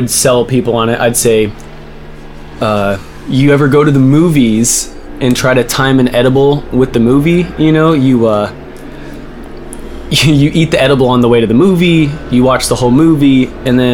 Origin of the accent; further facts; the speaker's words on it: United States; I'm American.